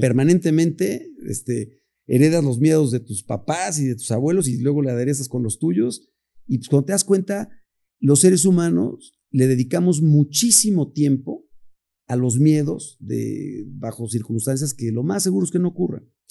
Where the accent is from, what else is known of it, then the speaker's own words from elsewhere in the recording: Puebla, Mexico; orgullosamente poblano, quiero decir, estoy enamorado de, mi ciudad